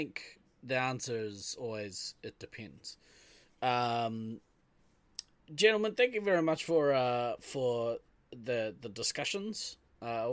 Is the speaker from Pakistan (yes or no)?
no; New Zealand; I'm from New Zealand.